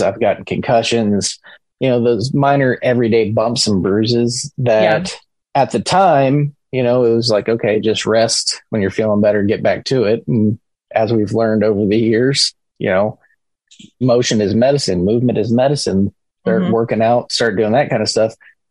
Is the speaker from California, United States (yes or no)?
no; Tampa, Florida, United States; moved away as an adult; also born or lived in Syracuse, New York; now in Huntsville, United States; growing up in Tampa, we had the Tampa Bay Lightning